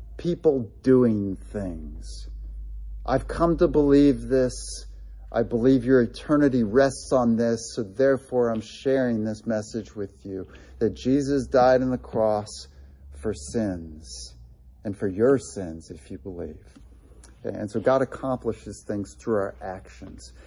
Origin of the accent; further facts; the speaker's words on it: Delaware, Ohio, United States; he spoke at Gray Chapel in my hometown